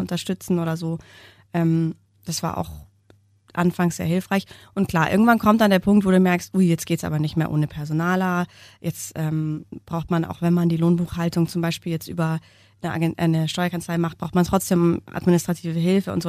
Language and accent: German; Munich, Bavaria, Germany; wir sind beide Münchner und unsere Männer auch